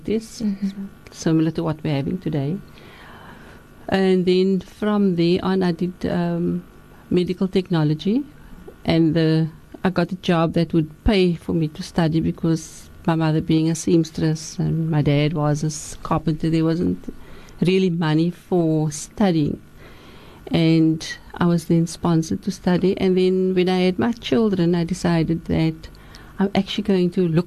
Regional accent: Cape Town, Western Cape, South Africa; also born or lived in Lansdowne / Surrey Estate, Athlone; I'm born and bred on the Cape Flats. I was born in Lansdowne at home.

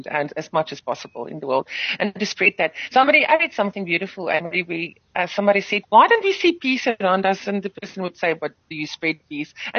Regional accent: South Africa; first language Afrikaans; English is a second language; I'm grateful that I've been afforded to be singing in my mother tongue and to still speak in my mother tongue in this country

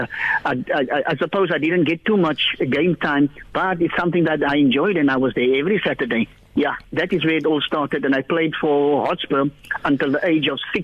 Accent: Cape Town, Western Cape, South Africa; we grew up in Glenmore, in Athlone

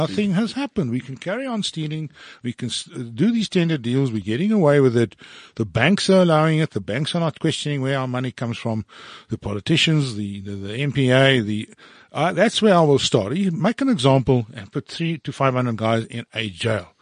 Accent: Johannesburg, Gauteng, South Africa; fourteen years old, growing up in Sydenham in Johannesburg

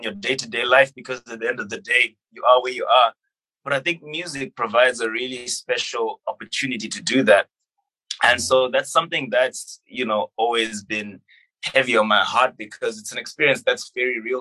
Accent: Zimbabwe; when I was growing up in Zimbabwe, I traveled, and we traveled as a family

